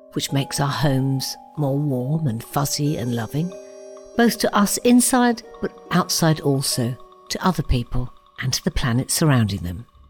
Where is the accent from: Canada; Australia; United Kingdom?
United Kingdom; Watford, East of England; Growing up in Watford